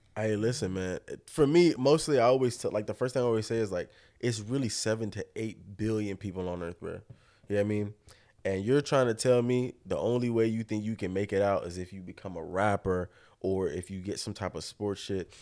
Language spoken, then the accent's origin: English; Hollywood, Florida, United States; I'm born and bred out here in Florida. I'm from Hollywood.